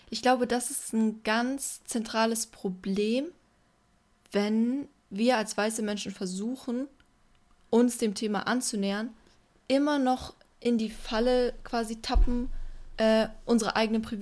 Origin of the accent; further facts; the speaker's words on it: Berlin, Germany; Ja. Klassisch. Ich komme aus Berlin